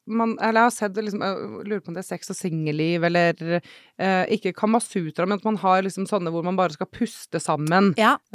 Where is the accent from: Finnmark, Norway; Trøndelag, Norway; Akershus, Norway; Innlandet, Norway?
Trøndelag, Norway; Trondheim; now in Oslo, Norway; Jeg er fra Trondheim, men bor i Oslo